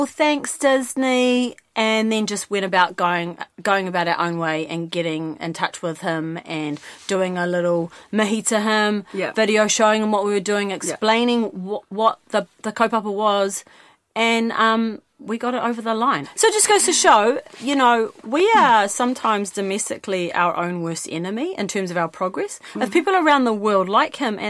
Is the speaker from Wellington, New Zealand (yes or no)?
no; Mount Maunganui, Bay of Plenty, New Zealand; moved away; also born or lived in Hamilton; I grew up in the Mount